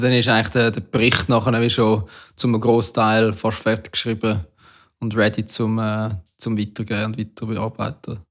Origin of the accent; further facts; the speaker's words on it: Switzerland; bei uns in der Schweiz